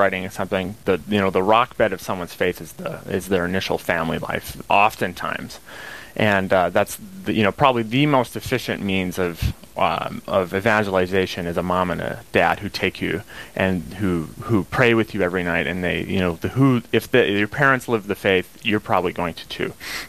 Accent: Minot, North Dakota, United States; So I'm born and raised in Minot, North Dakota. I went to Minot Public School. I graduated in 2014. I've got two younger brothers.

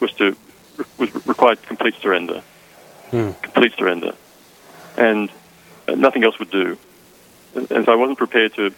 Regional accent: Nowra, New South Wales, Australia; moved away as an adult; also born or lived in Sydney / Southern California / Wisconsin; now in St. Nazianz, Wisconsin, United States; I was born in Australia, if you can't tell from my accent, in a little town called Nowra, about 100 miles south of Sydney in New South Wales.

